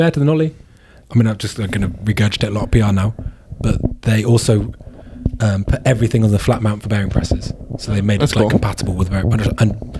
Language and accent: English; United Kingdom; I'm British.